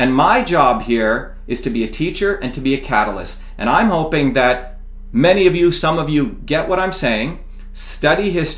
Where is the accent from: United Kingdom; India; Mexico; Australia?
India; now in United States; I came from India, as I mentioned to you, what a caste system. We were considered untouchable.